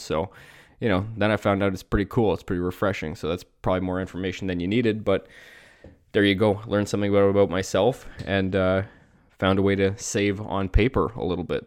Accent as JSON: {"language": "English", "country": "Canada", "tie": "born or raised there", "said": "I grew up in Canada"}